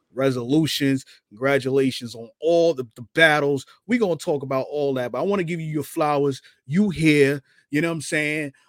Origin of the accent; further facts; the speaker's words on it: New York City, New York, United States; I'm from Brooklyn, New York